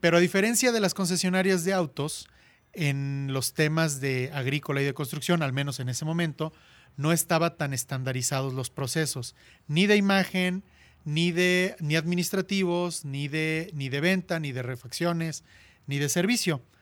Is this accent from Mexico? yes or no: yes; Cuautla, Morelos, Mexico; also born or lived in Puebla / Barcelona; me regresé a la ciudad de Cuautla, de donde soy originario